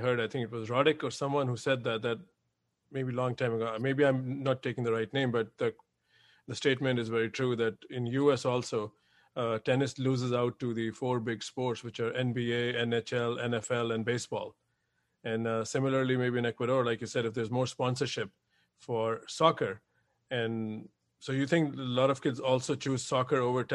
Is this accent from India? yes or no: yes; India; moved away; I come from India